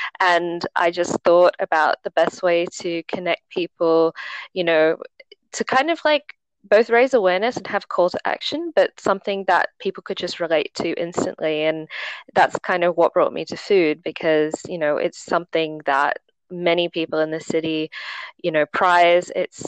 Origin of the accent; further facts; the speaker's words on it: Sydney, New South Wales, Australia; now in Hong Kong; So I am from Australia, but I did go to high school in Hong Kong, and one of my parents is also Chinese from Hong Kong. So I've kind of, gone between Hong Kong and Sydney throughout my life.